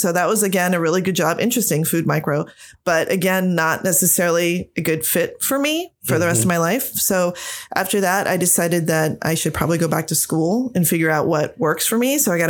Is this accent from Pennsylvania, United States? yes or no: yes; Mechanicsburg, Pennsylvania, United States; I'm originally from Central PA. So right around Harrisburg area. I'm from Mechanicsburg. Grew up there after moving around a lot because growing up in a military family, but went to high school in Mechanicsburg.